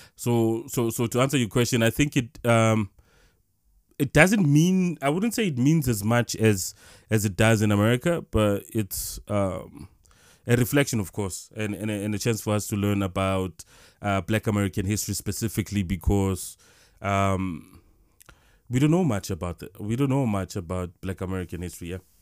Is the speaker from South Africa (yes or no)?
yes; South Africa; we come from South Africa